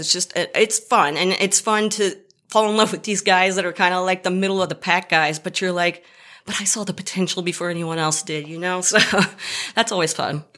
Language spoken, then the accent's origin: English; Dallas, Texas, United States; I'm from the Dallas area